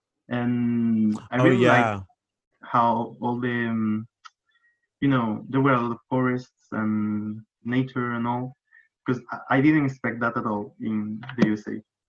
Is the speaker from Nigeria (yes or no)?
no; Granada, Andalusia, Spain; accent: Andalusian; English is a second language; I'm from Granada. This is like a real colorful and naturey and, you know, overall a happy looking city, like a small city.